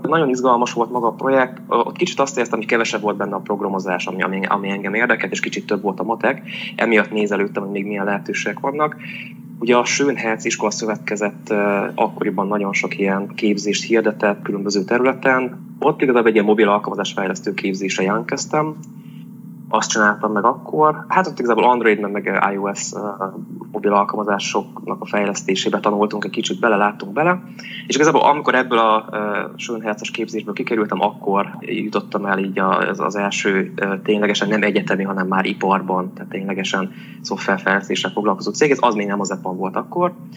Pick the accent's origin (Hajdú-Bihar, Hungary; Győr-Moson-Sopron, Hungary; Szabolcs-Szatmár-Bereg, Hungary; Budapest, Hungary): Hajdú-Bihar, Hungary; Debrecen; Itt születtem, sőt szüleim is itt születtek, tehát ilyen másik generációs tőzsökeres Debreceni vagyok. Azt jelenti, hogy itt tanultam, ide jártam általános iskolába, gimnáziumba, egyetemre is.